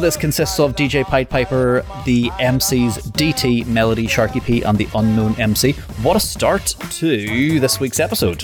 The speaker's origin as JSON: {"language": "English", "country": "Ireland", "said": "I'm actually Irish"}